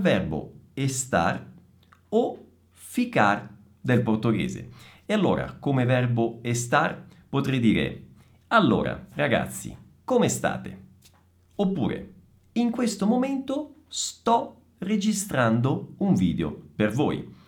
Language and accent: Italian; Italy; sono italiano